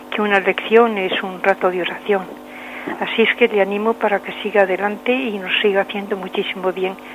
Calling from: Madrid, Community of Madrid, Spain; de Madrid.

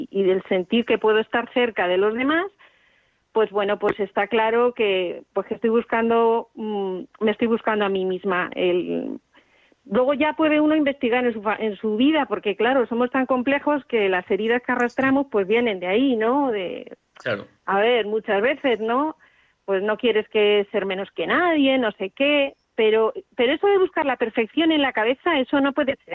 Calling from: Toledo, Castilla-La Mancha, Spain; de Toledo, no sé.

